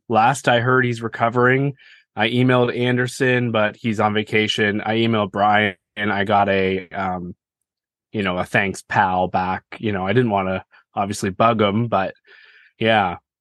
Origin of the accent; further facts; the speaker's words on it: Canada; I'm Canadian